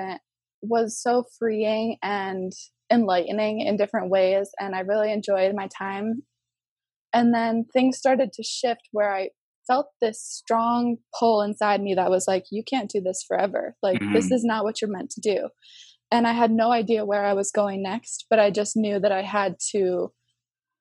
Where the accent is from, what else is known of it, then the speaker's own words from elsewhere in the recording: Connecticut, United States; I was born and raised in Connecticut